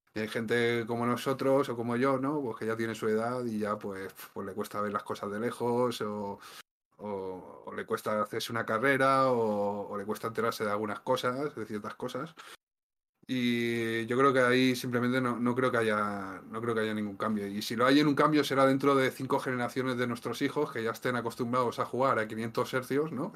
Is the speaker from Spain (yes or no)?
yes; Valencian Community, Spain; además vivimos cerca, porque los dos somos valencianos